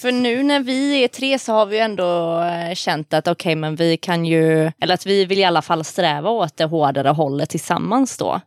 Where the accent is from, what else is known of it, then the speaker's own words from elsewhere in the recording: Lerum, Västra Götaland, Sweden; jag är från Lerum